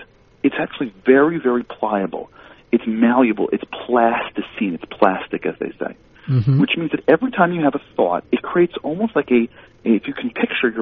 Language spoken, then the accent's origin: English; New York, United States; I grew up in New York